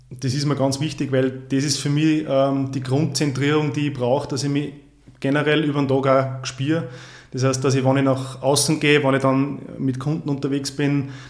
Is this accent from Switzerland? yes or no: no; Upper Austria, Austria; ich komme ursprünglich aus dem Mühlviertel, bin nach Drankirchen für ein Jahr gezogen, bin aber schon länger im Salzkammergut, ähm, sesshaft, wenn ich so will.